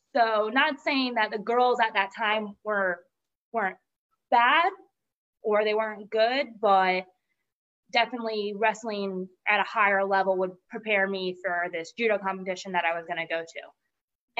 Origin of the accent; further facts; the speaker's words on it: Polk County, Florida, United States; I'm from Florida